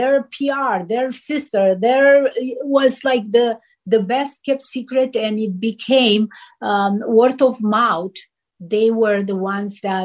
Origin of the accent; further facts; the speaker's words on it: Romania; moved away as an adult; now in Los Angeles, United States; I came from Romania. We didn't have magazines